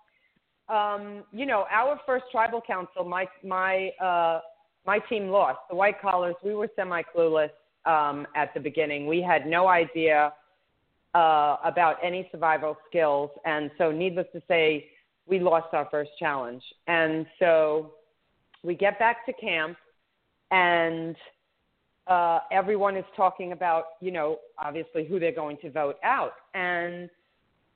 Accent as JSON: {"language": "English", "region": "New York", "country": "United States", "tie": "born or raised there", "said": "I'm from New York, too, so my native New Yorker"}